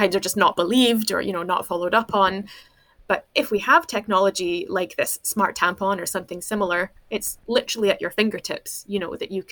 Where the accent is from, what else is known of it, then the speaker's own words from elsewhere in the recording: United States; moved away as an adult; now in Scotland, United Kingdom; I grew up in America in the 80s.